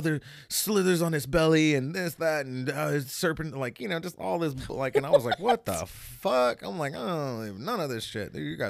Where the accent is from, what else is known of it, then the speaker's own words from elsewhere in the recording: Hawaii, United States; Like, I had, you know, I'm from Hawaii.